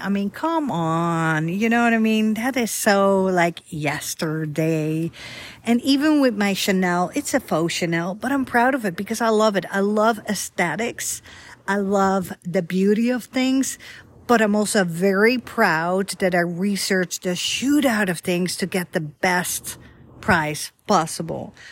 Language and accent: English; Netherlands; now in Dallas area, United States; I'm from Holland, but I'm not from Amsterdam, the capital